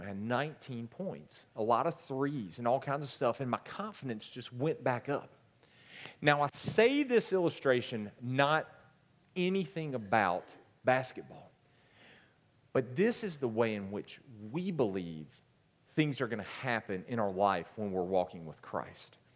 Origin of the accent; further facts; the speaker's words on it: Gaffney, South Carolina, United States; I am from Gaffney, so don't hold that against me either